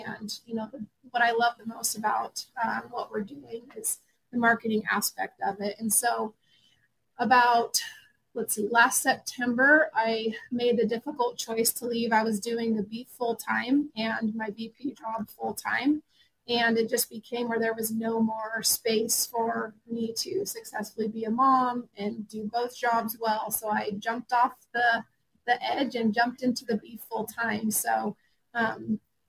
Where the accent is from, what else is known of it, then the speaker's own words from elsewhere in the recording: Montana, United States; I grew up in Montana in a ranching community